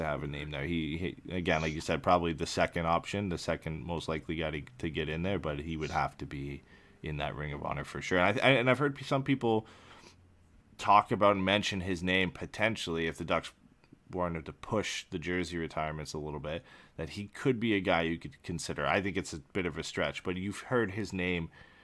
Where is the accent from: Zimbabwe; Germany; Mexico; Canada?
Canada; London, Ontario; the University of Western Ontario in my hometown in London